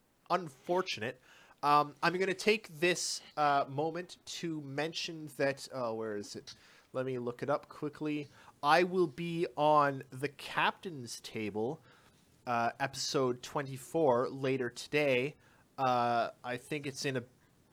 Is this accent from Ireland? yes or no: no; Canada; I am a Canadian